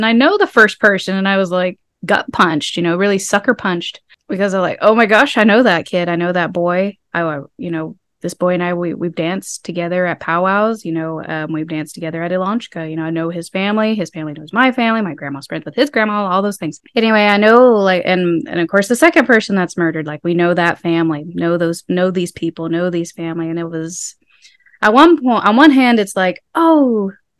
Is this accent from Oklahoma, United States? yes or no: yes; Pawhuska, Oklahoma, United States; I'm from Pawhuska. Though I am Osage